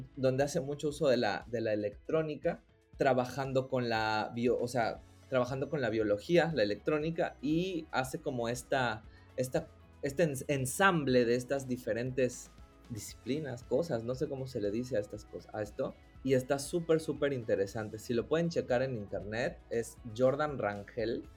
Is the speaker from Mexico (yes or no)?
yes; Coatzacoalcos, Veracruz, Mexico; now in Mérida, Mexico; Yo nací en Coatzacoalcos, Veracruz, soy jarocho y tengo 15 años viviendo acá en, en Mérida